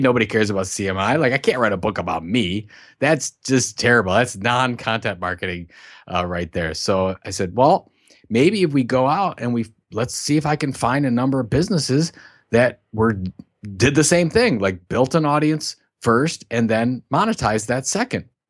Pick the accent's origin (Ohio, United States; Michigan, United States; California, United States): Ohio, United States; Sandusky; I'm from Sandusky, Ohio, which is, uh, known for two things.